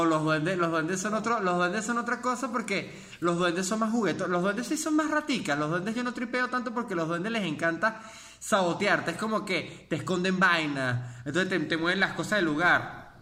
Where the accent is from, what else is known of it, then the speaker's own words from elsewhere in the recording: Mérida, Venezuela; yo soy de Mérida